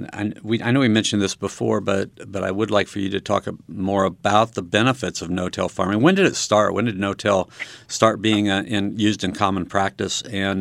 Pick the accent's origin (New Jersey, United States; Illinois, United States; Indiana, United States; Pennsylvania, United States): Indiana, United States; I grew up in Indiana around a lot of farms